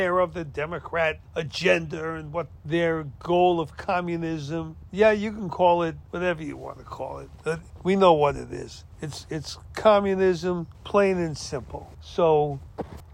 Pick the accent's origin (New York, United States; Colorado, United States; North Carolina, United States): New York, United States; New York City; also born or lived in Biloxi, Mississippi; When I grew up in Brooklyn, New York, there were pockets of everything.